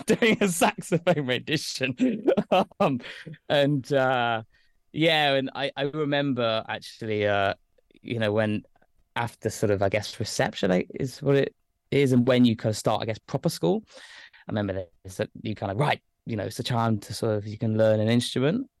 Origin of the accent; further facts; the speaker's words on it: Lichfield, West Midlands, United Kingdom; moved away as an adult; now in London, United Kingdom; I grew up in Staffordshire. Uh, I'm from a place called Lichfield